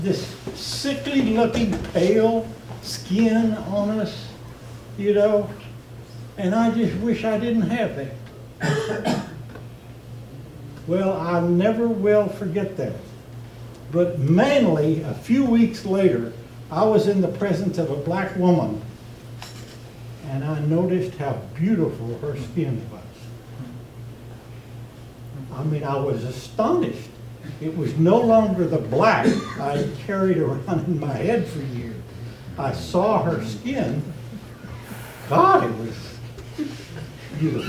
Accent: South Texas, United States; moved away as an adult; I was born and raised in South Texas my first 25 years

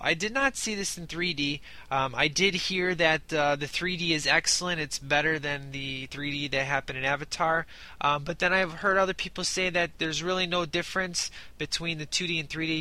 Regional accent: Chicago, Illinois, United States; I'm from Chicago

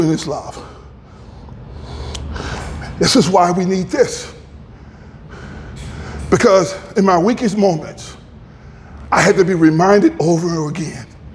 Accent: Grand Rapids, Michigan, United States; moved away; my friends in the barbershop, the ones I grew up with in Grand Rapids

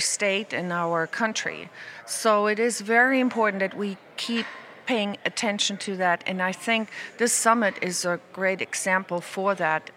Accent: Germany; moved away as an adult; also born or lived in New York, United States; now in Daytona Beach, United States; originally I'm from Germany. I met my husband on vacation, and I came here in 1989 to United States

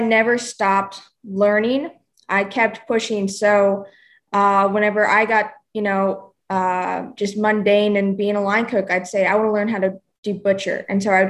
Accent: Oklahoma, United States; moved away as an adult; also born or lived in New York / Charleston; now in Nashville, United States; I'm originally from Oklahoma, and just grew up in the country

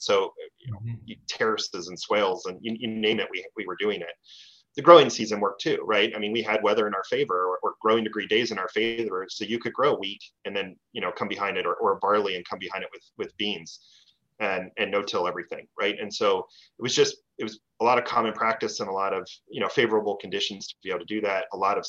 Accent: Pennsylvania, United States; also born or lived in Maryland; now in Minnesota, United States; So my background's in agriculture and food. I grew up on the East Coast. I grew up in Pennsylvania. Managed a farm in Maryland, grain and beef cattle for a number of years.

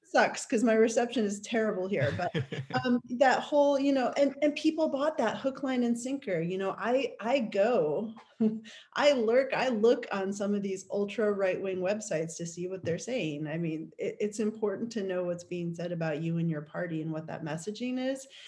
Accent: New York, United States; now in Oregon, United States; I grew up in New York

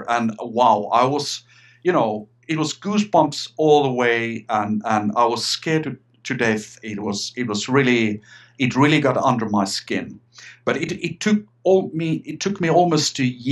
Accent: Finland; also born or lived in Sweden; I'm Finnish. I'm from Finland, Scandinavia, and I still live here in Finland

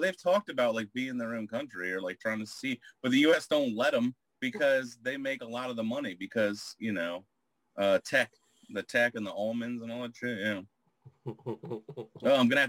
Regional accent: Virginia Beach, Virginia, United States; accent: Southern; I'm from Virginia Beach. I'm not from like the mountains of Virginia.

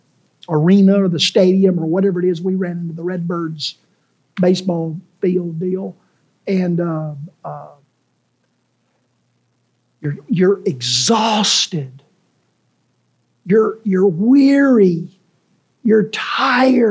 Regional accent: Memphis, Tennessee, United States; when I was a kid growing up in White Haven

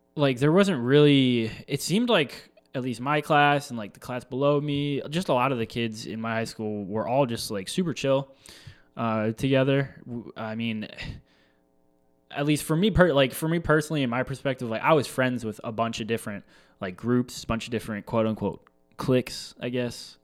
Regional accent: La Crosse, Wisconsin, United States; growing up in La Crosse, Wisconsin, um, Midwest, born and raised.

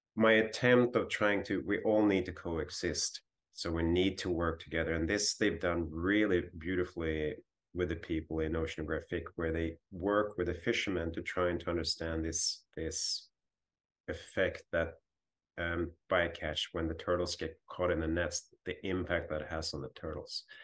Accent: northern Sweden, Sweden; moved away as an adult; also born or lived in Hawaii / Ottawa, Canada; I grew up on the Baltic coast in Sweden and northern Sweden

